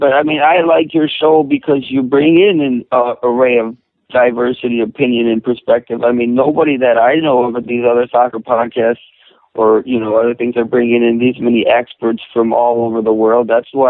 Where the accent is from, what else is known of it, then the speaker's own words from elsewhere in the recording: United States; as a Hispanic American who loves this game